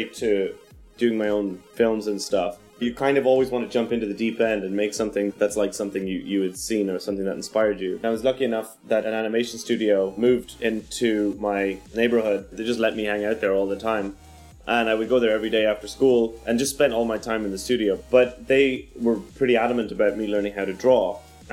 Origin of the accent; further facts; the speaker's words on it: Kilkenny, Leinster, Ireland; now in Los Angeles, United States; I'm an artist and a filmmaker based in Los Angeles, California, originally from Kilkenny